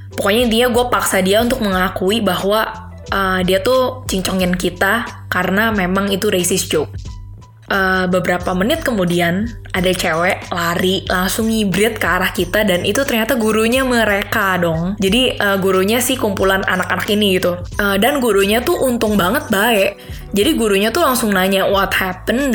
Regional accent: Indonesia; also born or lived in Spain; now in Munich, Germany; gua dari Indo

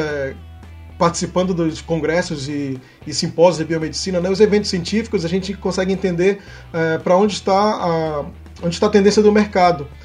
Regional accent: Amazon, Brazil; fizeram assim bastante perguntas, né, sobre a, sobre a, de onde eu vim, né, da Amazônia e tudo.

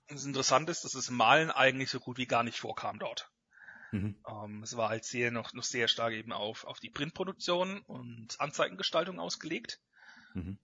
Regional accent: Rhineland-Palatinate, Germany; bei mir daheim in der Pfalz

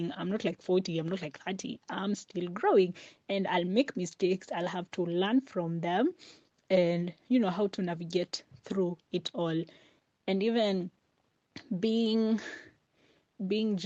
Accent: Mombasa County, Kenya; I'm from Mombasa and it's really, really hot

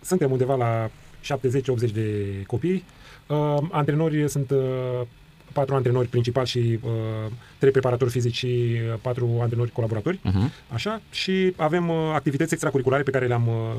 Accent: Bucharest, Romania; eu am crescut în, uh, în Ghencea

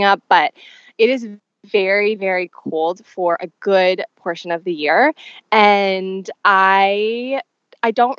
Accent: Manitoba, Canada; moved away; I grew up in Manitoba, Canada

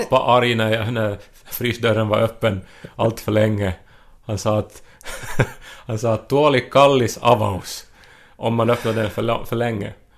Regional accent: Esse, Ostrobothnia, Finland; moved away; Jag var hemma i Esse i veckan

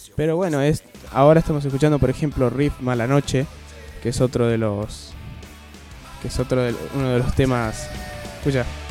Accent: Argentina; como todo argentino

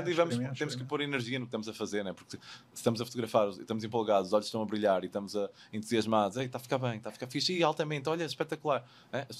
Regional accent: Portugal; moved away

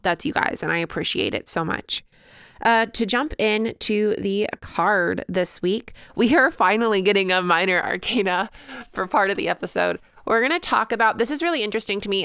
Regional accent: Illinois, United States; I actually spent a ton of time in Missouri growing up because I lived so close to it, just like an hour away, um, growing up in Illinois

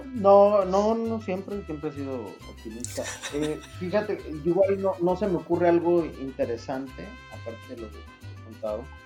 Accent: Sinaloa, Mexico; moved away as an adult; also born or lived in Marseille, France; now in Paris, France; Yo vengo de Sinaloa, de la costa del Pacífico

